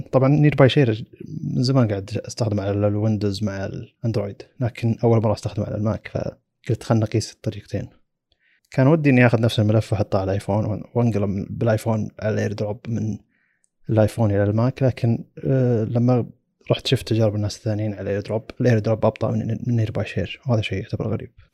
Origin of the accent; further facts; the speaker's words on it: Saudi Arabia; عندنا في السعودية